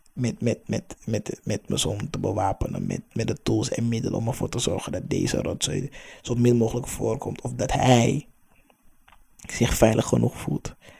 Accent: Amsterdam, North Holland, Netherlands; also born or lived in Hoofddorp; Ik ben opgegroeid in de Belmer, Amsterdam Zuidoost

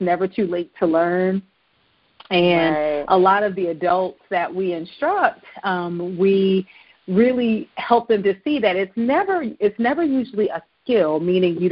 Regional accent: Virginia, United States; I was born in Virginia, and I was born very close to the ocean front

